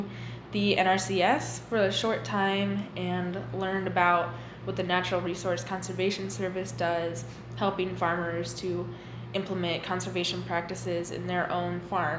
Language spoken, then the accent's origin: English; Victor, Iowa, United States; I have bright red hair, not the beard, the hair. I'm from Victor. I went to HLV. And then I moved on to the University of Iowa.